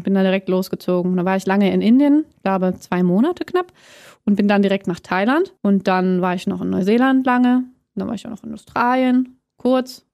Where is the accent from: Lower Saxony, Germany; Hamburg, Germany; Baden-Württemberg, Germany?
Hamburg, Germany; moved away as an adult; also born or lived in Plön / Bavaria; now in Berlin, Germany; aufgewachsen bin ich in Hamburg